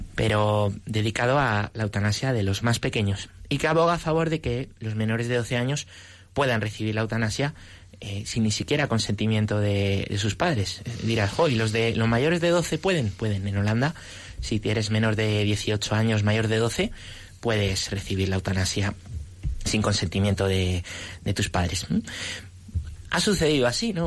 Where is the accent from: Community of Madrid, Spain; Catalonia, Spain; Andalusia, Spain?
Community of Madrid, Spain; Móstoles; yo nací en Móstoles